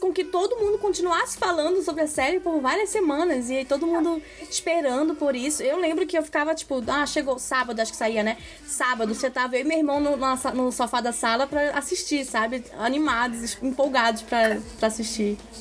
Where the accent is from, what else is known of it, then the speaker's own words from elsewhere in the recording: Brazil; a gente é brasileira